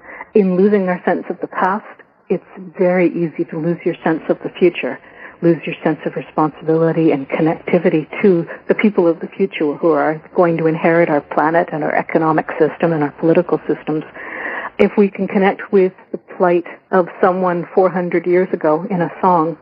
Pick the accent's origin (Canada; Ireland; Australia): Ireland; I'm Irish, and I actually grew up singing Irish traditional music